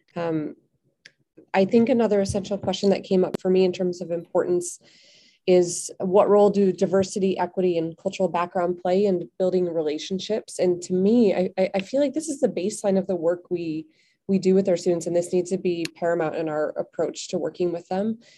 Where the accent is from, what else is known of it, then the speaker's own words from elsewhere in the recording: Chicago, Illinois, United States; also born or lived in Belgium; now in Bangkok, Thailand; I'm originally from Chicago